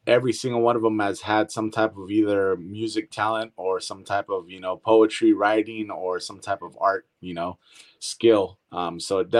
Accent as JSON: {"language": "English", "town": "Brentwood", "region": "California", "country": "United States", "tie": "born or raised there", "also_born_or_lived": "Antioch, California / San Joaquin Valley, California", "said": "I pretty much grew up with everybody out here in Brentwood"}